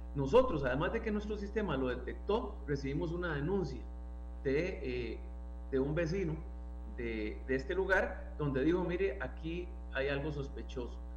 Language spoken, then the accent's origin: Spanish; Costa Rica; como costarricenses